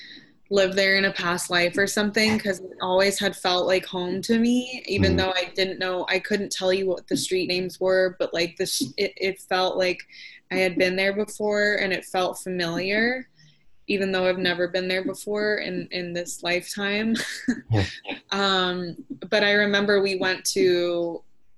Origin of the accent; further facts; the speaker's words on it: United States; I'm American. I don't have an English accent